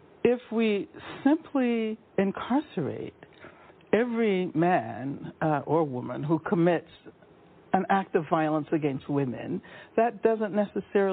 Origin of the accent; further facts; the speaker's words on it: Birmingham, Alabama, United States; when I was young, growing up in Birmingham, Alabama